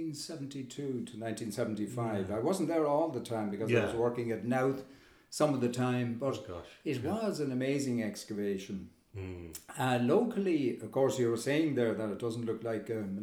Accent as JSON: {"language": "English", "town": "Kilkenny", "region": "Leinster", "country": "Ireland", "tie": "born or raised there", "said": "I was brought up in Kilkenny"}